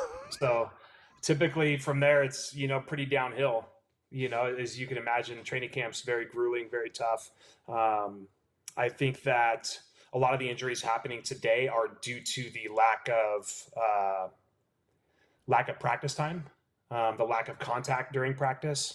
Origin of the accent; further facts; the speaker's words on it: California, United States; I'm born and raised in California